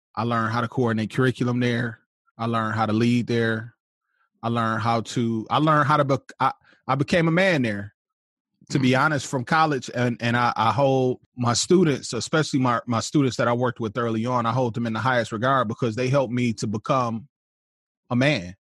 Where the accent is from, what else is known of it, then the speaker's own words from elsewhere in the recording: Flint, Michigan, United States; I was born in Flint, Michigan. Um, went to Flint Community Schools, south side of Flint